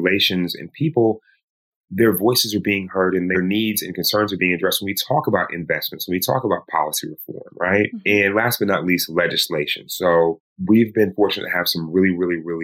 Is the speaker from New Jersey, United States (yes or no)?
no; Georgia, United States; also born or lived in Los Angeles, California; My home state of Georgia